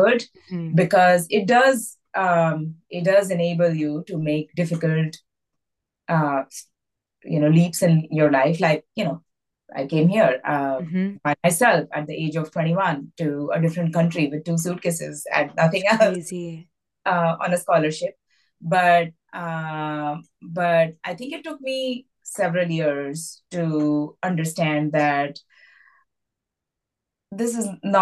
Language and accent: English; Delhi, India; moved away as an adult; now in United States; I grew up in Delhi and I was a very academic child